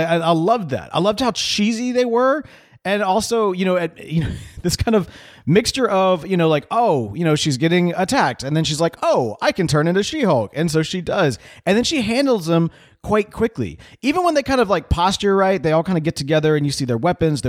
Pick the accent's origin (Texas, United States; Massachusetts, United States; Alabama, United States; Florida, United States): Texas, United States; Houston; And I know I shouldn't say this because I'm like from Houston